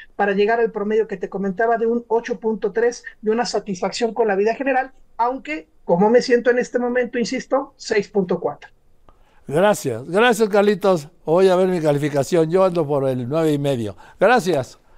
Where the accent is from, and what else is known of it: Mexico